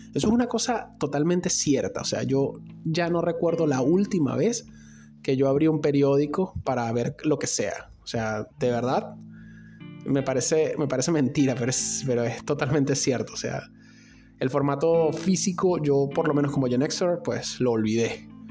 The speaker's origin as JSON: {"language": "Spanish", "country": "Venezuela", "said": "al otro lado de la frontera de mi país"}